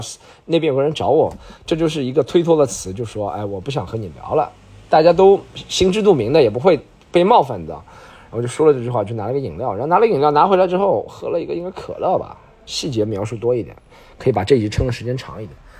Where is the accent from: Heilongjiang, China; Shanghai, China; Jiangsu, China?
Shanghai, China; 我也是上海人